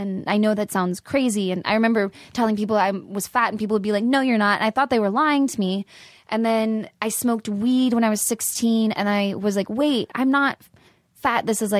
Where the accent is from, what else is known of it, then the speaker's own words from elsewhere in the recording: San Antonio, Texas, United States; born there; I was born in San Antonio, and I moved around a lot.